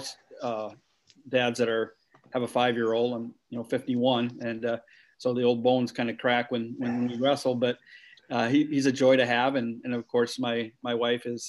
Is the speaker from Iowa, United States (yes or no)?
yes; Dike, Iowa, United States; I, was born the fifth out of seven kids in, Dike, Iowa, grew up on a farm